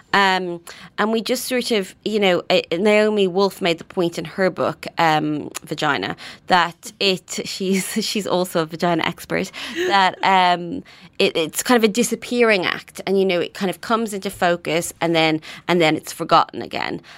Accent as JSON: {"language": "English", "country": "Ireland", "tie": "born or raised there", "moved": "as an adult", "lives_now": "United Kingdom", "said": "I grew up in Ireland"}